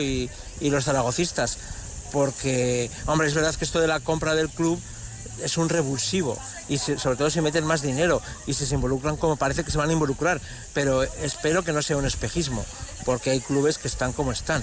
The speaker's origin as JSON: {"language": "Spanish", "region": "Aragon", "country": "Spain", "said": "soy maño aragonés hasta, hasta la médula"}